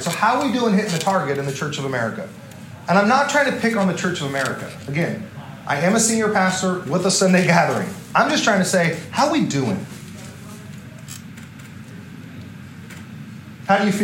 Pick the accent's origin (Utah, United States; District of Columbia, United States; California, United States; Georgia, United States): California, United States; Southern; now in El Dorado Hills, United States; I come from SoCal for a large part of my life